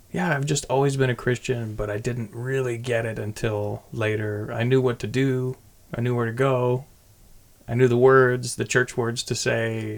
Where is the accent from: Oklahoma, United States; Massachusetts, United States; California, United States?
California, United States; I grew up across the bay, so my knowledge of Fremont only begins at like 2006